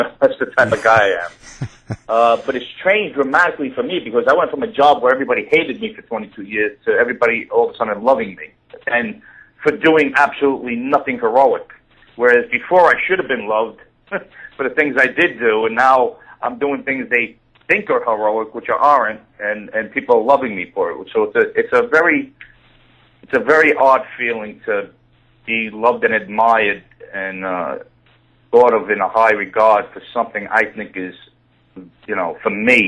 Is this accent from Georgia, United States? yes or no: no; New York City, New York, United States; I was born and raised in Brooklyn, New York